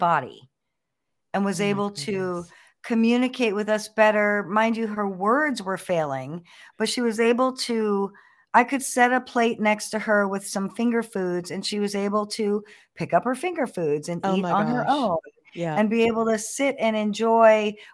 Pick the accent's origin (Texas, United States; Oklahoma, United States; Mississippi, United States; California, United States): California, United States; Los Angeles; We're from Los Angeles